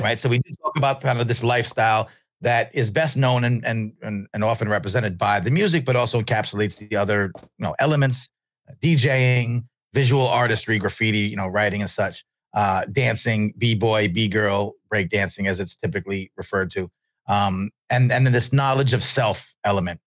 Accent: New York, United States; I'm from New York.

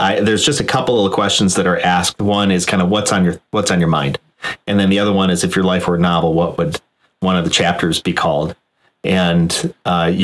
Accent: Northern Illinois, United States; I'm from Northern Illinois, and I never left

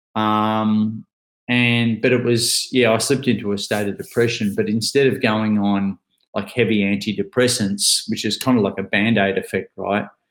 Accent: Ocean Grove, Victoria, Australia; I'm from a little town called Ocean Grove. That's where I currently am

